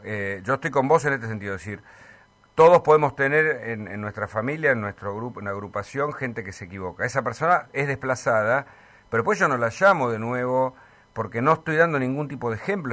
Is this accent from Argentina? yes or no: yes; Argentina; como argentinos